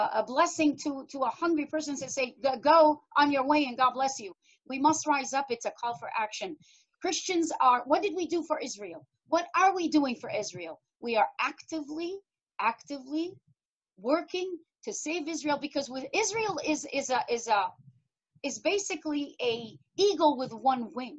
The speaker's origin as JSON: {"language": "English", "country": "Iraq", "moved": "yes", "lives_now": "United States", "said": "from Iraq"}